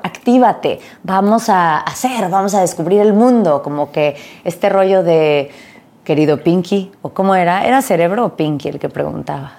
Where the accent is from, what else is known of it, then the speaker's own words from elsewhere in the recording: Mexico; crecí en México